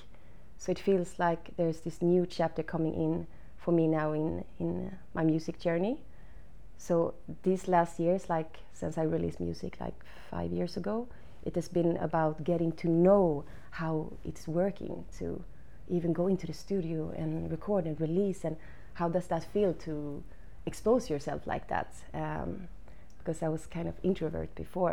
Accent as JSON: {"language": "English", "town": "Hällevadsholm", "region": "Västra Götaland", "country": "Sweden", "tie": "born or raised there", "second_language": "English", "said": "I grew up on the west coast in Sweden, in Bohuslän, close to the ocean"}